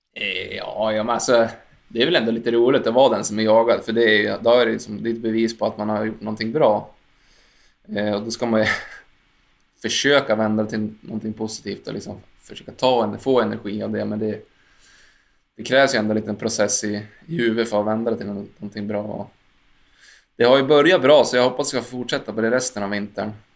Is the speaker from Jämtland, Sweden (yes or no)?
yes; Jämtland, Sweden; åkte mycket långlopp här hemma i Jämtland